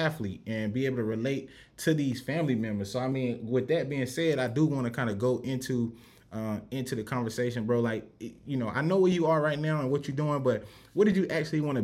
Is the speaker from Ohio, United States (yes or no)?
no; Rock Hill, South Carolina, United States; growing up in Rock Hill